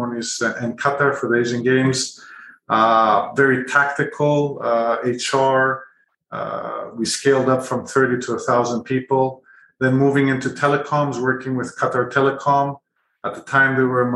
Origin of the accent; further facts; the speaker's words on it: Greece; also born or lived in Canada / United Kingdom / Middle East; now in Singapore; I was born in Canada, grew up in Greece, studied in the UK, started my career and family in the Middle East, where I stayed there for about 18 years